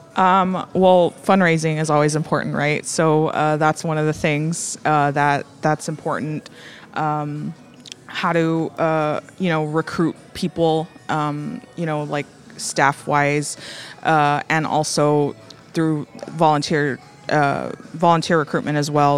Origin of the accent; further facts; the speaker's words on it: Rio Grande Valley, Texas, United States; I'm actually from the Rio Grande Valley.